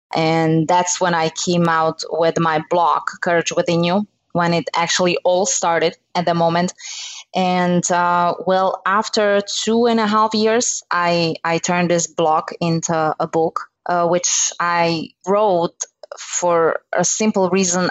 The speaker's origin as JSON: {"language": "English", "country": "Slovakia", "moved": "as an adult", "lives_now": "United States", "said": "I'm originally from Slovakia"}